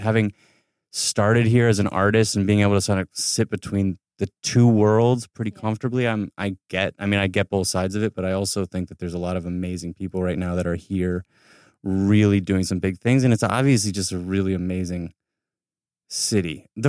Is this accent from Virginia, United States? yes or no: no; Ithaca, New York, United States; now in Los Angeles, United States; No, I grew up in Ithaca, New York.